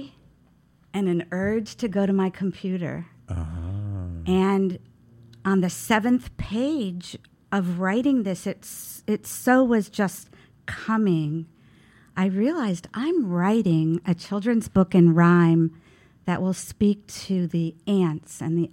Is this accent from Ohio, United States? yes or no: yes; Youngstown, Ohio, United States; also born or lived in Brooklyn, New York; now in Brevard, United States; In a suburb of Youngstown, Ohio